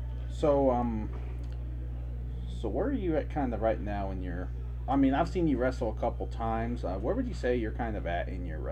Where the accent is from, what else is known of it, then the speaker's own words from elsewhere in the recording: Cape Girardeau area, Missouri, United States; I'm from the Cape area